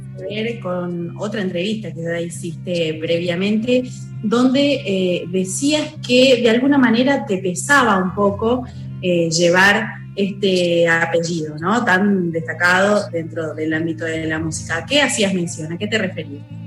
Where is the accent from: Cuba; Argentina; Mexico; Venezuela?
Argentina; estas dos pasiones que tenemos los argentinos y las argentinas